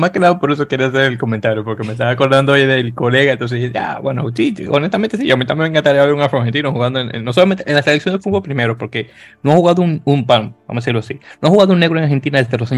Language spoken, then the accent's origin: Spanish; Dominican Republic; como decimos dominicana, MMG